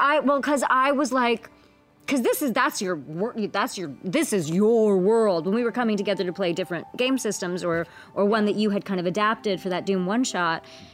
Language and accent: English; India; I have to memorize it because I'm Indian and I'm an A+ student.